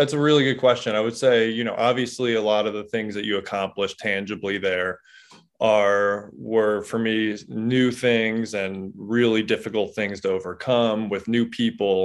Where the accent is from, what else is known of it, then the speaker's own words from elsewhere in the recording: Delaware County, outside Philadelphia, Pennsylvania, United States; moved away as an adult; now in Springdale, United States; I grew up in Philadelphia, right outside of Philadelphia, in a place called Delaware County, or as people know as Delco